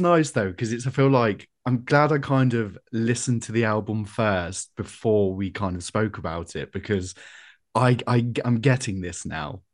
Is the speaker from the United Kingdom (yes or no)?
yes; Coventry, West Midlands, United Kingdom; I'm from Coventry.